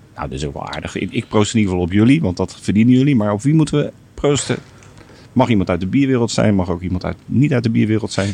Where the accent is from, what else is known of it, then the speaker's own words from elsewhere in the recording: Rotterdam, South Holland, Netherlands; als Rotterdammer